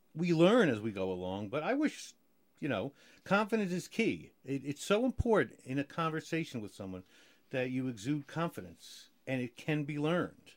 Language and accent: English; New Jersey, United States; now in Maryland, United States; I'm a Jersey boy